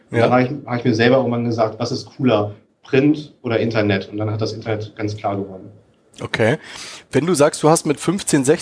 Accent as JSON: {"language": "German", "town": "Kiel", "region": "Schleswig-Holstein", "country": "Germany", "tie": "born or raised there", "said": "die dann auf der Kieler Woche, ich bin ja in Kiel groß geworden, für einen Euro jeweils das Stück vertickt"}